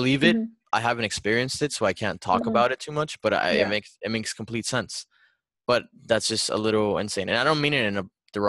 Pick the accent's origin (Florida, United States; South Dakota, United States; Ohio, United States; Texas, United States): Florida, United States; Miami; accent: Miami; I guess my Miami accent can come out. But even then, I've lost some of it.